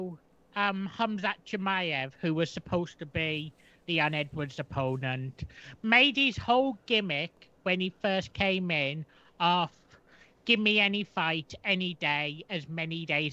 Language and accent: English; Birmingham, West Midlands, United Kingdom; I'm from Erdington, Birmingham